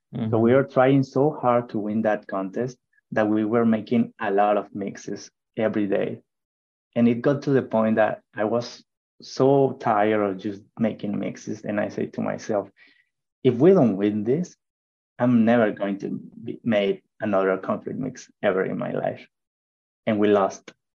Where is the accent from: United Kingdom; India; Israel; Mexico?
Mexico; English is a second language; moved away as an adult; now in United States; i decided first to to go out of mexico